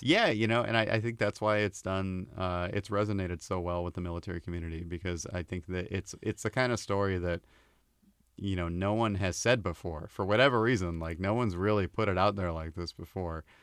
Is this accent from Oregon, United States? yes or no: yes; Oregon, United States; moved away as an adult; also born or lived in Portland; I, I, uh, was around a lot of drug abuse, uh, growing up in Oregon